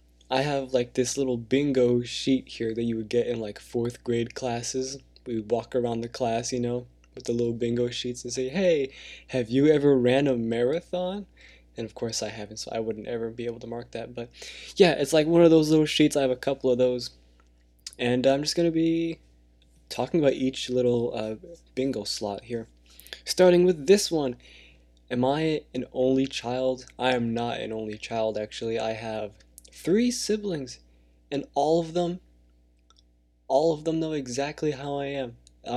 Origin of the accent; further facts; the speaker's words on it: California, United States; born there; I was born in California. I don't know the city, to be honest. I was born in the US of A, and so I was born here, not in another country.